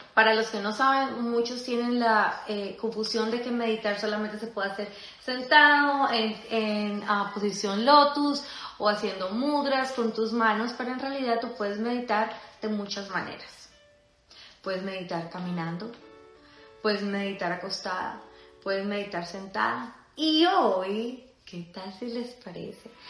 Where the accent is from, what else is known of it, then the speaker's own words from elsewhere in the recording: Colombia; yo soy colombiana